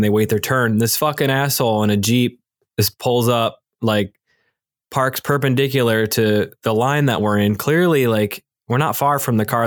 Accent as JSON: {"language": "English", "region": "Michigan", "country": "United States", "also_born_or_lived": "Philadelphia", "moved": "yes", "said": "I'm from Michigan"}